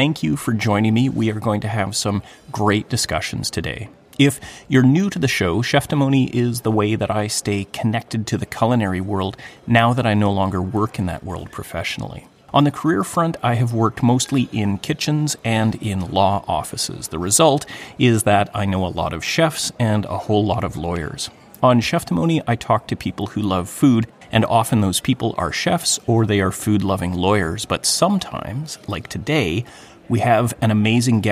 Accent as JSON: {"language": "English", "town": "Thunder Bay", "region": "Ontario", "country": "Canada", "tie": "born or raised there", "said": "I grew up in Canada, in a small city in northwestern Ontario in the 1970s and 80s"}